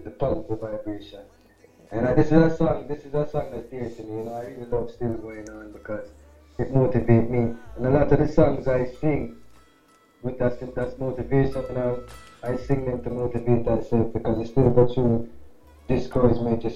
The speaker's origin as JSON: {"language": "English", "region": "New York", "country": "United States", "tie": "born or raised there", "said": "I'm in New York, because I grew up in New York"}